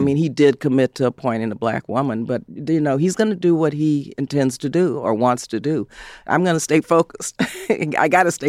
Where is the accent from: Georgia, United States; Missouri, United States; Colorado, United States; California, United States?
California, United States; San Fernando; In Southern California, you know, I was raised actually in San Fernando.